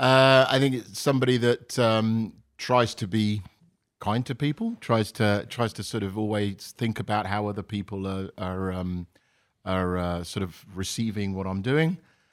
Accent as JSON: {"language": "English", "town": "Isham", "region": "East Midlands", "country": "United Kingdom", "tie": "born or raised there", "moved": "as an adult", "said": "So I grew up in a small village in the middle of England, in a county called Northamptonshire, a small village called Isham, and went to school around there, and essentially left there when I went to university at about 18."}